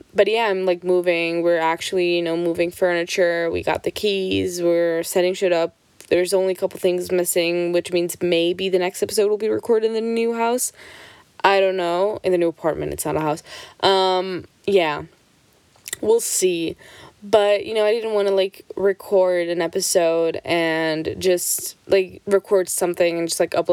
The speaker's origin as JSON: {"language": "English", "country": "Switzerland", "tie": "born or raised there", "said": "I'm Portuguese. My parents are both Portuguese, but I was born and raised in Switzerland. I never lived in Portugal"}